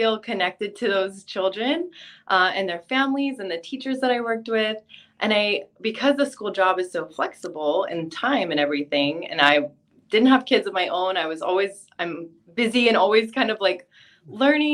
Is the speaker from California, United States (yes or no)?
yes; California, United States; moved away as an adult; also born or lived in Texas; now in Hawaii, United States; I'm from California